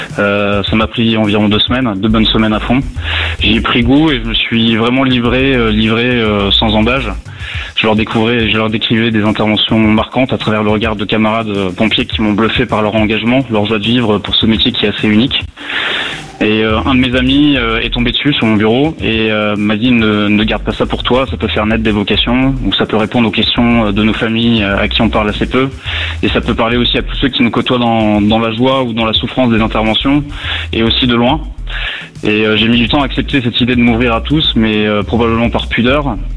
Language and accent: French; Lorraine, Grand Est, France; also born or lived in Brittany; now in Paris, France; Je suis né en Lorraine, euh, malgré le fait que mes attaches sont, familiales sont bretonnes